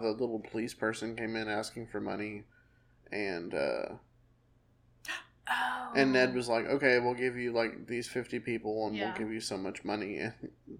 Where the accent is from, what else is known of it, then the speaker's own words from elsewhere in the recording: the South, United States; I'm from the South.